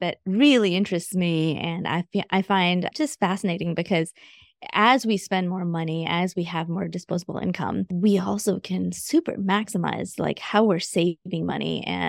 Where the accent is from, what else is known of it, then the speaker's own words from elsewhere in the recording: India; now in Augusta, United States; So I am a first generation immigrant. I moved from India back in 1995 straight to Augusta, Georgia.